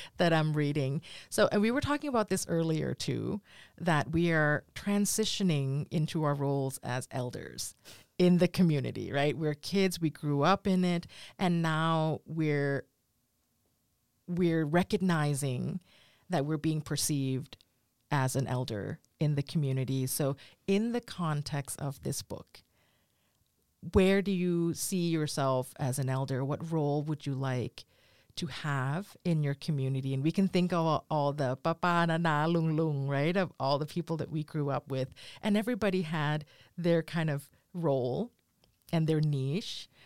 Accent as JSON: {"language": "English", "country": "United States", "said": "as a Thai American that's far away"}